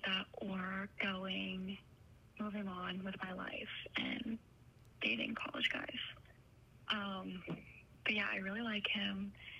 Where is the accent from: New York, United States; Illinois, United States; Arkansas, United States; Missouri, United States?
Illinois, United States; Chicago; But I'm from Chicago